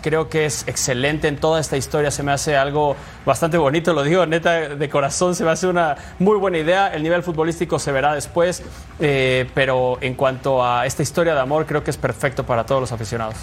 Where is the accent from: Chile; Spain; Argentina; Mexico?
Mexico; Me sentí orgulloso como mexicano